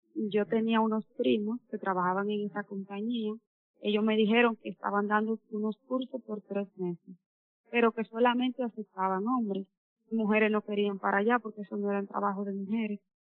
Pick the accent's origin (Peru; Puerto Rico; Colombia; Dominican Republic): Dominican Republic; Piedra Blanca, Monseñor Nouel; soy de Pira Blanca, Monseñor Noel